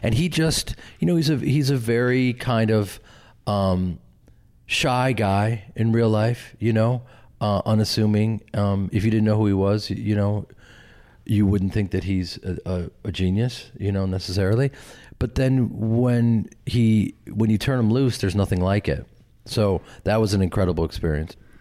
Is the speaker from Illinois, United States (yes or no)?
yes; Chicago, Illinois, United States; moved away; I grew up with them in Chicago and started a theater company